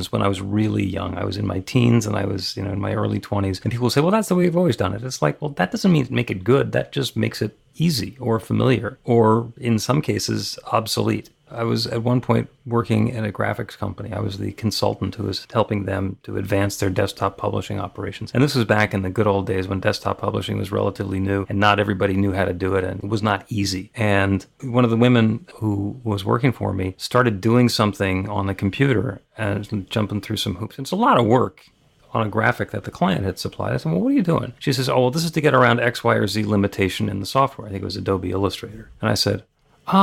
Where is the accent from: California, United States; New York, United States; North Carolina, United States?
New York, United States; outside; I grew up outside New York and I went to school at NYU.